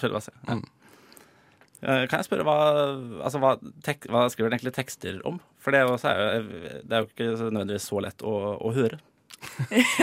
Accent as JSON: {"language": "Norwegian", "town": "Drøbak", "region": "Akershus", "country": "Norway", "said": "Jeg, jeg er jo fra Drøbak"}